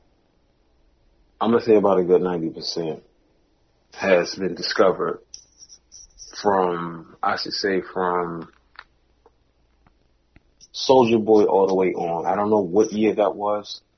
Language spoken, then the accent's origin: English; New York, United States; moved away; also born or lived in the South (US); I'm originally from New York, but I live in a part of my upbringing down South